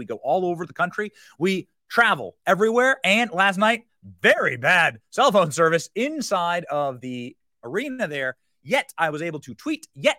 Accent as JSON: {"language": "English", "country": "United States", "said": "I'm saying as an American, we are voting for an American president."}